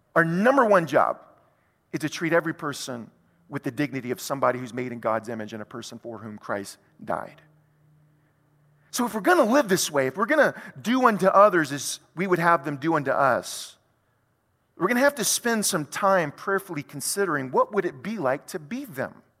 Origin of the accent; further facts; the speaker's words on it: South Louisiana, United States; who happened to live in South Louisiana in the United States of America